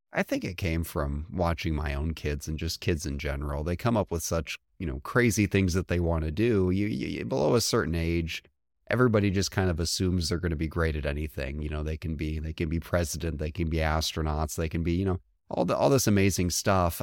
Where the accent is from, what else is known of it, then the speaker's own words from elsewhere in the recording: just across the Indiana border, Illinois, United States; moved away; I grew up just across the Illinois border